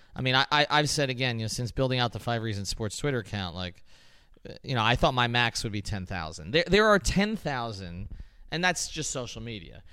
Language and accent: English; Miami, Florida, United States; I was from Miami.